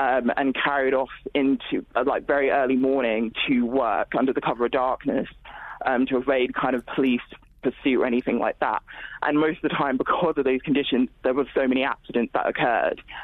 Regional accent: Nigeria; moved away; I'm also originally from Nigeria

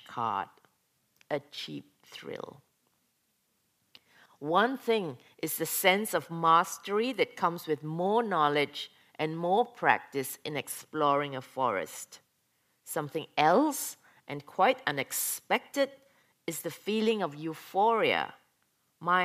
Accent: Malaysia; moved away as an adult; now in Norway; I come from Malaysia, went to Norway as an exchange student, stayed on

